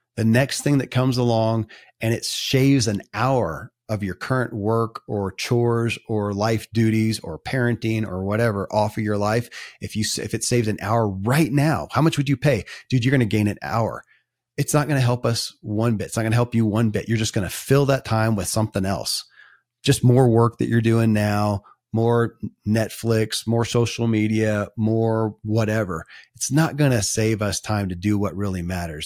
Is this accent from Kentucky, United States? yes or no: yes; Kentucky, United States; born or raised there